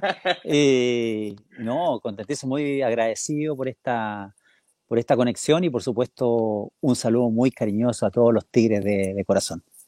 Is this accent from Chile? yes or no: yes; Rancagua, O'Higgins, Chile; moved away as an adult; also born or lived in São Paulo, Brazil / Monterrey, Mexico / China; Yo, yo nací en O'Higgins de Rancagua